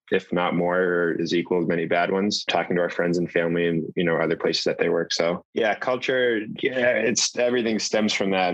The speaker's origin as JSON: {"language": "English", "town": "Boston", "region": "Massachusetts", "country": "United States", "said": "I'm from Boston"}